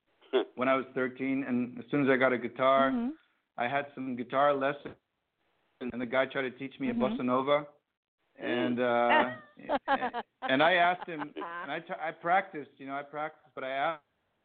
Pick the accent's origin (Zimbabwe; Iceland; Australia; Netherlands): Netherlands; Amsterdam, North Holland; And then, and I guess he didn't realize I was from Amsterdam.